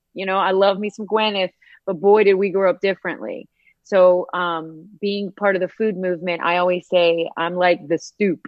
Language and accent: English; Northern Appalachian Mountains, United States; moved away; I was raised in the Northern Appalachian Mountains. I'm a um, Northern Appalachian hillbilly.